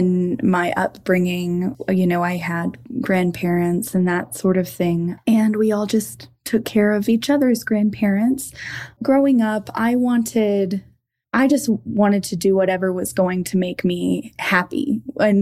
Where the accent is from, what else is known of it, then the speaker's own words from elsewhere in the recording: Bradford, Arkansas, United States; now in Longmont, United States; I grew up in Arkansas, which is much different than my current living situation in Longmont, Colorado